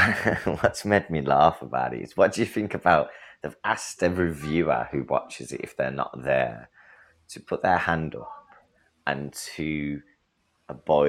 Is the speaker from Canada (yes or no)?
no; England, United Kingdom; me as an Englishman